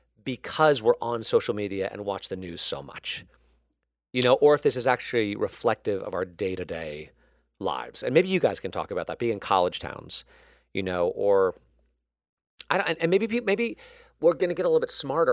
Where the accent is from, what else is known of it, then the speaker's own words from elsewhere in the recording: Connecticut, United States; I'll share a personal story, which is, you know, after the Sandy Hook shooting, which was close to where I grew up in Connecticut.